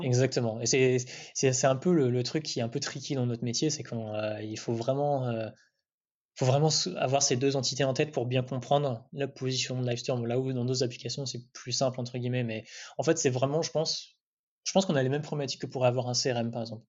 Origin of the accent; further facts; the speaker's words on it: Amiens, Hauts-de-France, France; also born or lived in Paris; je viens pas du tout de Paris. Enfin, je viens d'Amiens